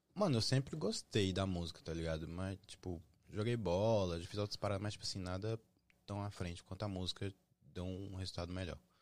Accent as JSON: {"language": "Portuguese", "town": "Brasília", "region": "Federal District", "country": "Brazil", "moved": "yes", "lives_now": "United States", "said": "eu sou de Brasília"}